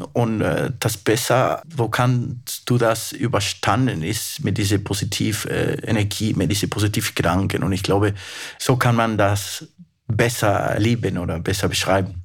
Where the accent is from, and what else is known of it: Peru; German is a second language; moved away as an adult; also born or lived in Germany; now in Munich, Germany